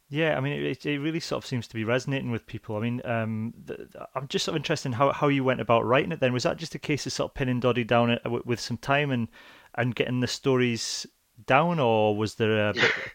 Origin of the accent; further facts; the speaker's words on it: Edinburgh, Scotland, United Kingdom; now in Leeds, United Kingdom; I was born in Leith